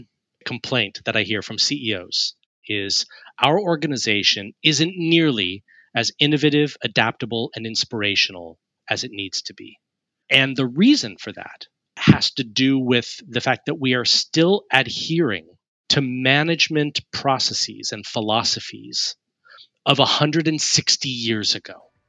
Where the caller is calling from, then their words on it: Richmond, South East England, United Kingdom; I'm joining you from Richmond in Surrey in the United Kingdom, which is just southwest of Greater London.